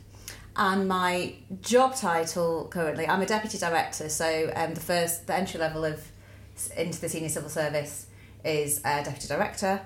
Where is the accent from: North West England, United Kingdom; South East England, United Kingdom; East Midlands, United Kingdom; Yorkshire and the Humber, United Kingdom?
North West England, United Kingdom; Warrington; also born or lived in Preston / Macclesfield; I'm from Warrington